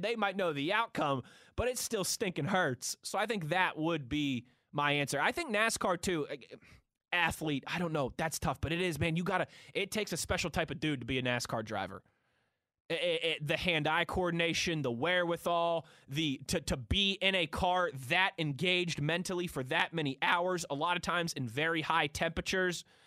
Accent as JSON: {"language": "English", "town": "Pittsburgh", "region": "Pennsylvania", "country": "United States", "tie": "born or raised there", "also_born_or_lived": "Ohio / New Jersey / Philadelphia", "said": "I'm born and raised in Pittsburgh, I love it here."}